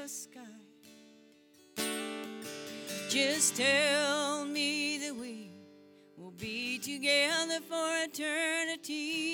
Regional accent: Maine, United States; I'm here from Maine, so when I wrote this song, it was pretty poignant that we should do it together.

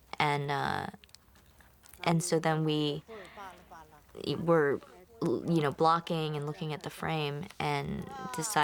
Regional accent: Miami, Florida, United States; we grew up in Miami

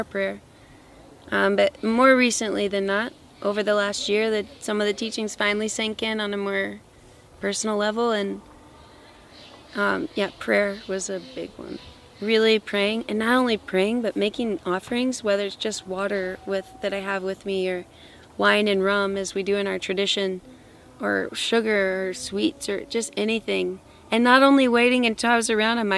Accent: Louisiana, United States; moved away as an adult; now in Peru; I'm originally from Louisiana in the United States.

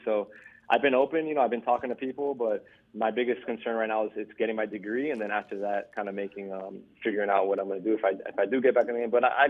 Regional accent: St. Louis, Missouri, United States; But, you know, going back to St. Louis, like I said, I grew up in St. Louis.

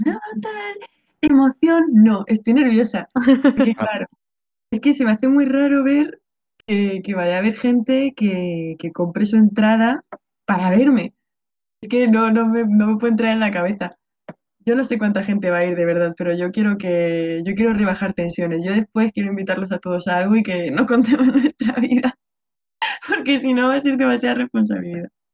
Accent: Region of Murcia, Spain; a mí que soy murciana

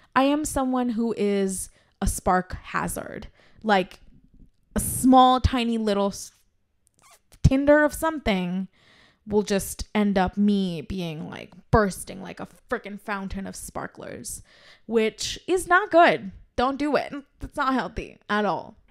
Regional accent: India; as Indian women

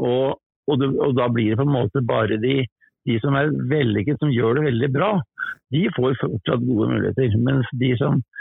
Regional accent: Oslo, Norway; moved away; Jeg er født, født i Oslo

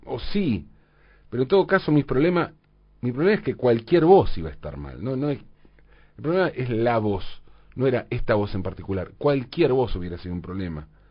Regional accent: Valentín Alsina, Buenos Aires Province, Argentina; en mi infancia, en Valentina Alcina, tanto mis vecinos como yo teníamos casas con jardines

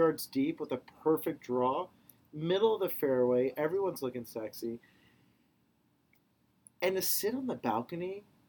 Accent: Carmel, California, United States; Carmel's my hometown.

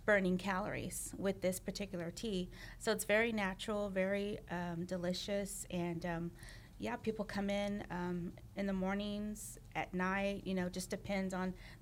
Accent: Pearland, Texas, United States; also born or lived in Houston area; I grew up in Pearland

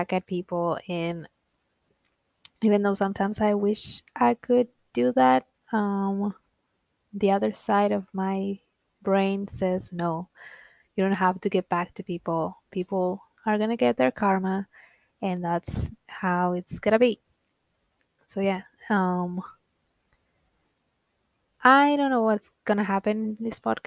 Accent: Argentina; first language Spanish; English is a second language; I'm from Argentina. I'm 27 years old, almost 28. But yeah, And I'm Latina. My first language is Spanish

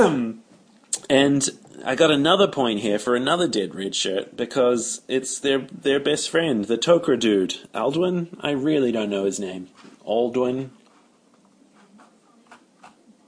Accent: New Zealand; being a New Zealander

